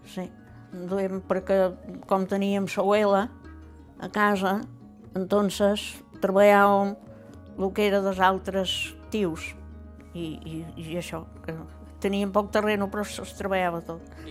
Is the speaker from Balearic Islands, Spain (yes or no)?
yes; Cap de Barberia, Balearic Islands, Spain; Vaig néixer el 38 i … Jo som del cap de Barberia, que no és el mateix, eh? La vida d'aquí dalt que d'allà.